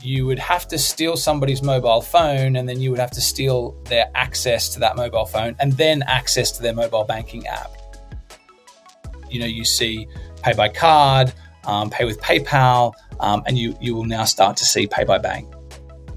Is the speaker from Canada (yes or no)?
no; Australia; I'm from Australia